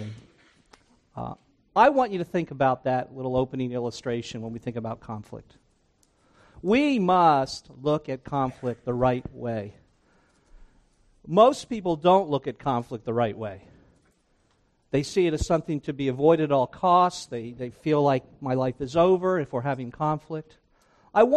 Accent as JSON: {"language": "English", "region": "New Jersey", "country": "United States", "tie": "born or raised there", "also_born_or_lived": "Briarcliff Manor, New York", "moved": "as an adult", "said": "I grew up in New Jersey. I grew up on the Jersey Shore"}